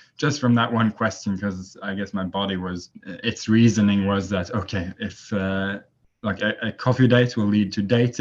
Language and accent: English; Norway; now in Taiwan; I'm from Norway. So but right now I'm in Taiwan